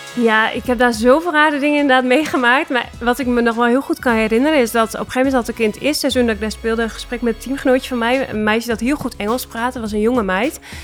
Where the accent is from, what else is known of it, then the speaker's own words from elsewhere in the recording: Netherlands; moved away as an adult; also born or lived in Russia / Italy; wij als Nederlanders